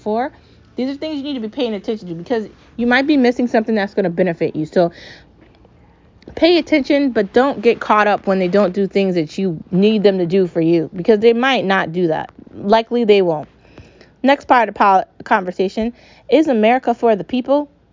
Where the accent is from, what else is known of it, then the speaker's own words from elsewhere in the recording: United States; I'm an American.